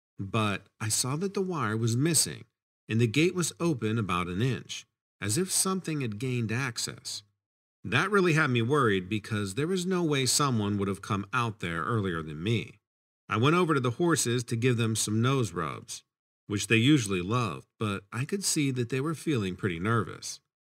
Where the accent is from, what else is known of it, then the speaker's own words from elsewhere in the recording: Kentucky, United States; I grew up in Kentucky on a horse breeding farm, so my love of horses runs deep.